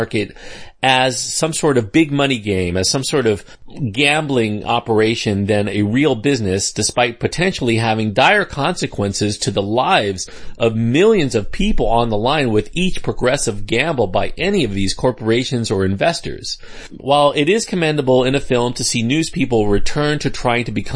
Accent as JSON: {"language": "English", "country": "United States", "said": "us, or so-called us, as American people"}